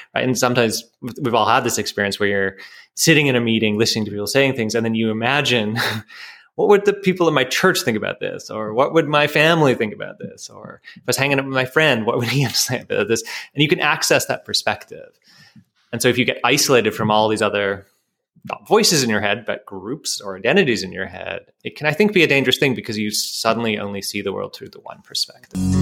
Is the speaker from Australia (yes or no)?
no; Canada; I'm a Canadian, that's part of my identity